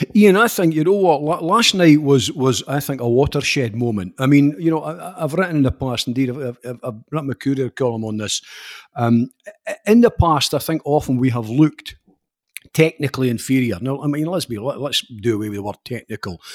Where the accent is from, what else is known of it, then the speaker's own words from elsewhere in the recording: Scotland, United Kingdom; Scottish football fans